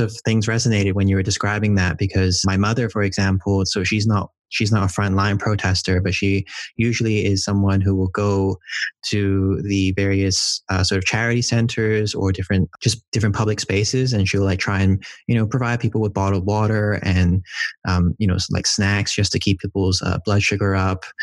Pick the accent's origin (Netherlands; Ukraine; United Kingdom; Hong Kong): Hong Kong; I'm from Hong Kong